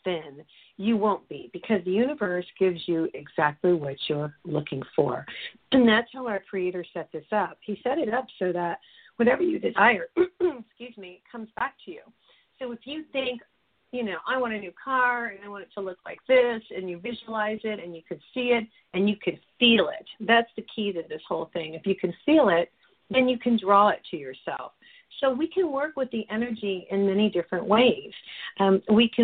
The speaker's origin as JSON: {"language": "English", "region": "New Mexico", "country": "United States", "said": "I'm from New Mexico"}